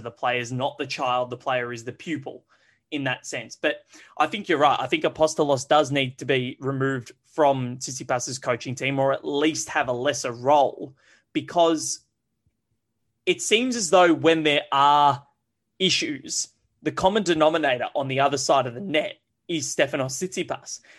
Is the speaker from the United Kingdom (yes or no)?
no; Australia; As an Australian